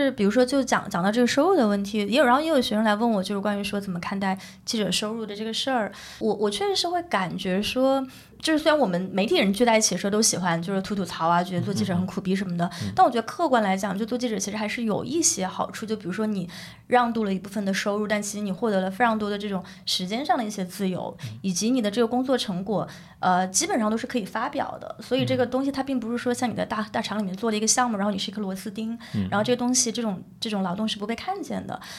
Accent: China; 你可能某种程度上也更加理解了你作为中国人的身份

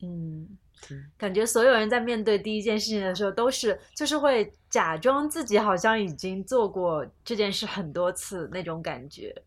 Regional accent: China; 我作为一个大陆人，在这种陌生的地方，我就觉得自己有一点代表大陆人

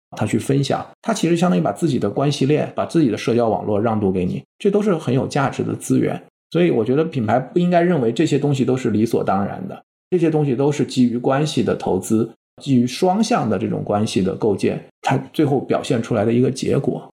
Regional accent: China; 我们中国人

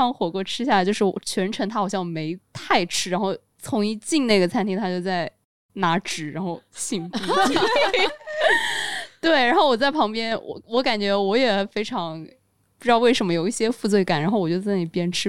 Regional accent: Hunan, China; 我是湖南人，就是在妈肚子里面就开始吃辣

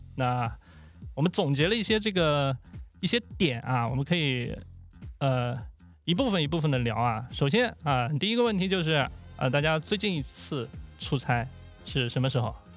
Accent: Shandong, China; moved away as an adult; 山东潍坊，山东我的老家

